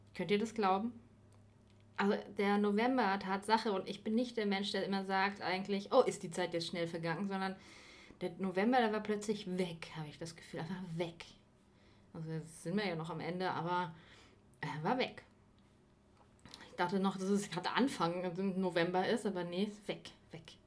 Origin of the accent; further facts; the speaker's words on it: Bavaria, Germany; moved away; ich komme ja aus Bayern